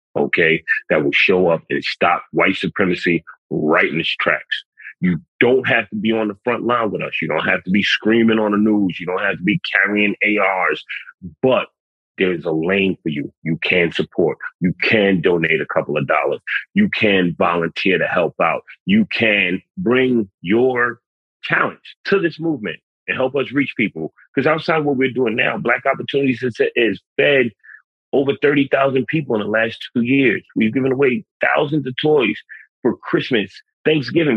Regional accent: New York City, New York, United States; I'm a city kid. I'm from the Bronx.

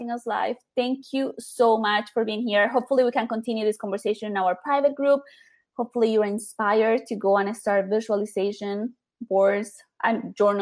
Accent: Colombia; moved away; I grew up in Colombia

